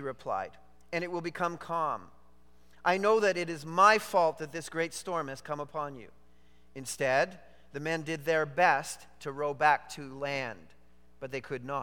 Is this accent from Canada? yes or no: yes; Canada; I am a Canadian